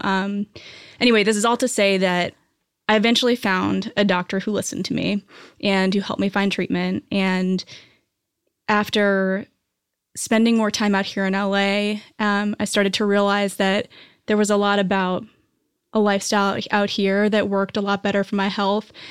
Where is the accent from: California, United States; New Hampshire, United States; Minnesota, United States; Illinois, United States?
New Hampshire, United States; moved away as an adult; also born or lived in New York; now in Los Angeles, United States; I grew up in New Hampshire, and then I moved to New York after college.